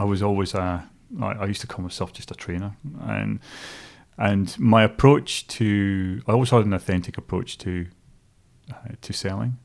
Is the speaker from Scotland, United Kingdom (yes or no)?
yes; Stonehaven, Scotland, United Kingdom; moved away as an adult; also born or lived in Dingwall, Scotland; now in New Zealand; growing up in a place called Stonehaven, which is on the east coast, just south of Aberdeen